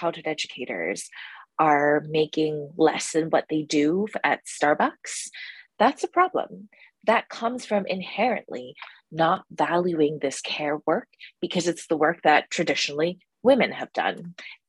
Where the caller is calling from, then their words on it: New York City, New York, United States; Yeah, so I'm currently calling from New York City.